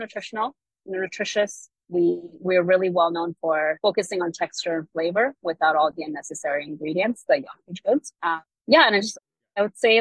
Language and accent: English; Kenya; I am Kenyan